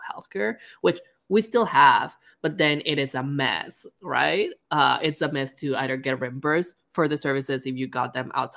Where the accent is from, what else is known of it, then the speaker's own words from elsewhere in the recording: Mexico; I'm Mexican, so of course I have deeper roots there